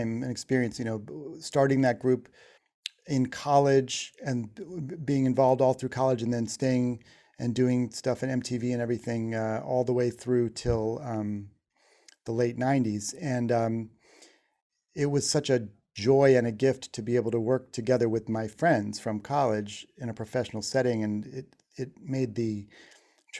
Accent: Shaker Heights, Ohio, United States; moved away as an adult; also born or lived in New York; growing up in Shaker Heights, Ohio

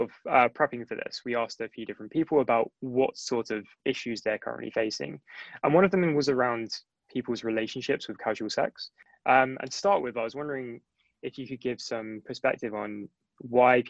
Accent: Somerset, South West England, United Kingdom; now in London, United Kingdom; I grew up in Somerset

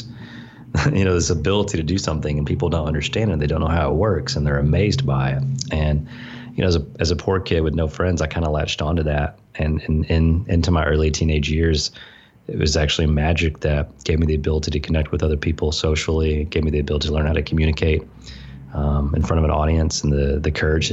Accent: the South, United States; growing up in the South in a pretty legalistic religious environment

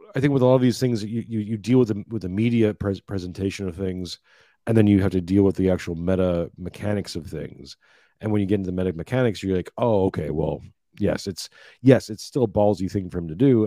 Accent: Canada; now in Australia; i grew up in Canada, living I'm living in now in Australia.

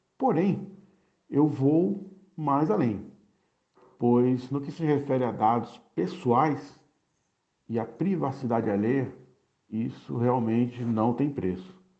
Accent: Santos, São Paulo, Brazil; moved away as an adult; now in Minas Gerais, Brazil; Sou santista nato e há três anos e meio resido na região metropolitana

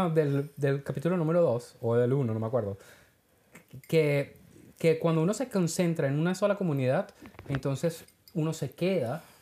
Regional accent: Venezuela; moved away; yo me acuerdo que cuando nosotros nos vinimos de, de, de Venezuela, en aquel tiempo se podía vivir.

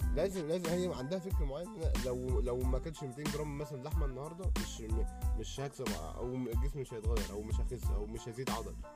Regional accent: Egypt; عندنا في مصر

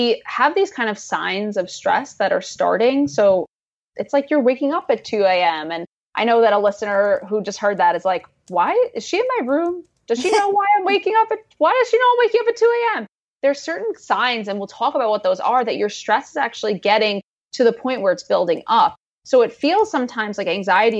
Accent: New York City, New York, United States; I grew up in Queens, New York, which is like a place where people celebrate diversity of all kinds.

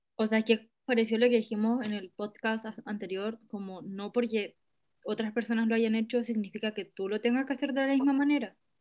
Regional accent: Chile; como yo siendo chilena, nacida en Chile, haber estado acá toda mi vida

